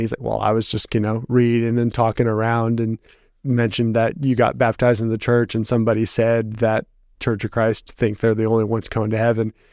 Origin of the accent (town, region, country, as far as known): Dickson County, Tennessee, United States; born or raised there; also born or lived in Toledo, Ohio